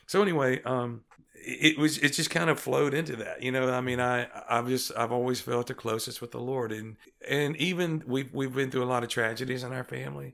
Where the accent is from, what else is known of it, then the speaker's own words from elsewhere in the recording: Greenwood, Mississippi, United States; I'm from Greenwood, Mississippi, in the Mississippi Delta